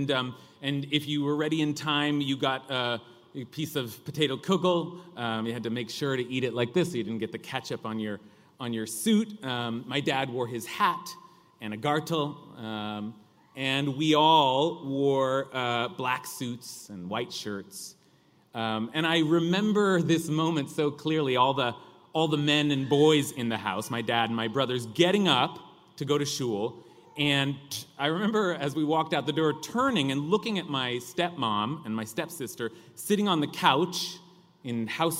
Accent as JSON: {"language": "English", "region": "California", "country": "United States", "accent": "California drawl", "said": "my accent, that California drawl"}